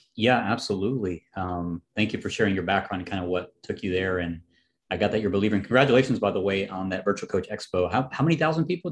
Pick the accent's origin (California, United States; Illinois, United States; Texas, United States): Illinois, United States; Chicago; it was in Chicago. And coincidentally, it was my hometown